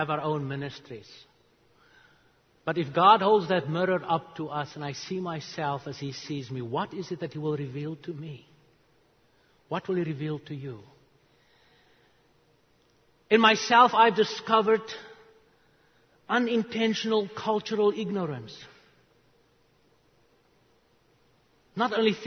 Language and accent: English; South Africa; English is a second language; moved away as an adult; also born or lived in Charlotte, North Carolina; now in United States; I was 9 years old. I grew up in South Africa.